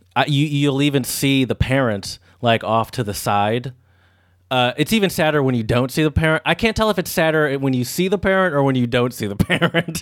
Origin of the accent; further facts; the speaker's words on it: United States; as an American